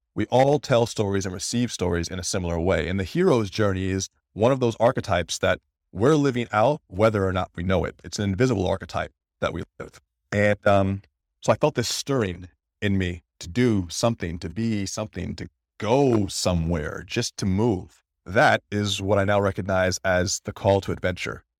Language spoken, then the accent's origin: English; Detroit, Michigan, United States; I was born in Detroit, about two weeks early, premature